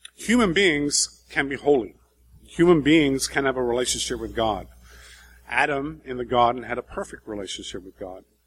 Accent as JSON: {"language": "English", "region": "England", "country": "United Kingdom", "also_born_or_lived": "Brazil", "moved": "as an adult", "said": "we're three English people"}